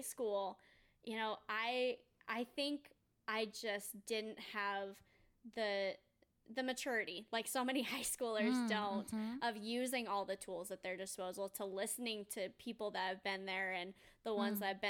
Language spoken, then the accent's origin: English; Mesa, Arizona, United States; I grew up in Mesa, Arizona. So it's a suburb of Phoenix